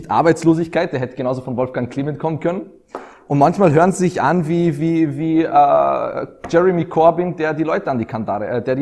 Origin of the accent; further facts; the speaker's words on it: Austria; Als Österreicher können wir